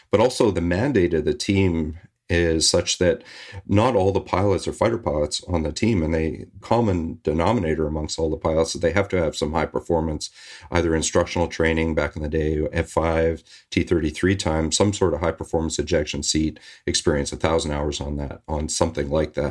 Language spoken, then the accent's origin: English; Victoria, British Columbia, Canada; now in Vancouver, Canada; I'm Canadian. I grew up in Victoria, British Columbia, not far from where I'm living right now, in Vancouver.